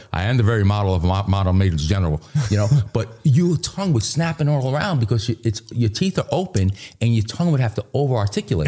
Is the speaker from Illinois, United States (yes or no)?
no; New York City, New York, United States; I grew up in Queens